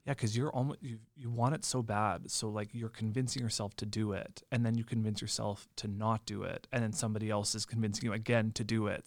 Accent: Lemberg, Saskatchewan, Canada; Lemberg, which also happens to be my hometown

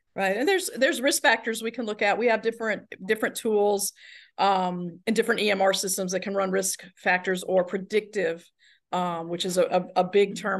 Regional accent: the South, United States; moved away; I'm from the South

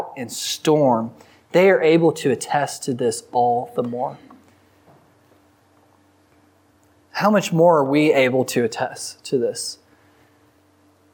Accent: the Texas Panhandle, United States; I'm from the Panhandle, and so we don't really have rivers

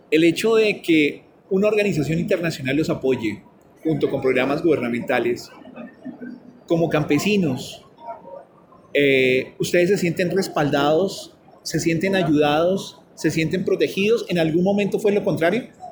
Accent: Colombia; nosotros como colombianos

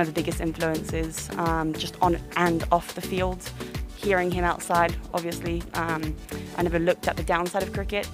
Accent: Hong Kong; I'm born and bred in Hong Kong

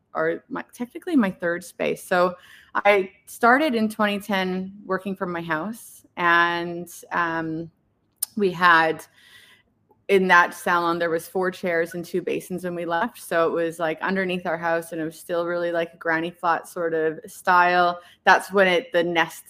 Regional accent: Canada; moved away as an adult; now in Perth, Australia; I'm actually from Canada. I moved here about 15 or 16 years ago

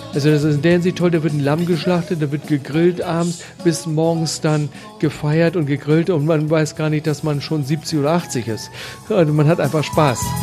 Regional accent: Germany; moved away; als Deutscher

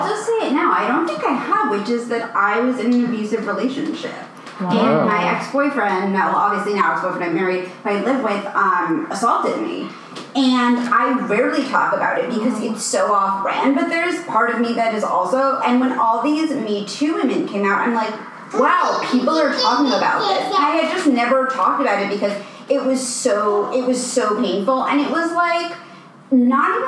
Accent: New York City, New York, United States; I'm from New York City

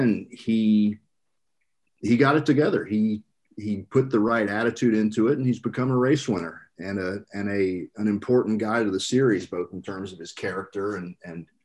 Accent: United States; As an American auto racing fan

